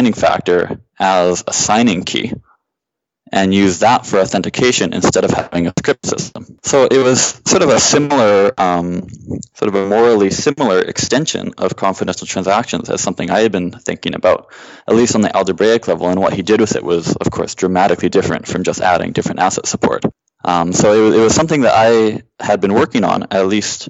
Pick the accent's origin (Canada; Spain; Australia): Canada; I grew up in Canada